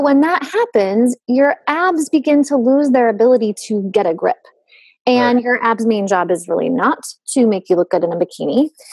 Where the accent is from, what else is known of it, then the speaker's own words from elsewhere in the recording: the West, United States; accent: twang; I'm from the West, so everything I say has a twang.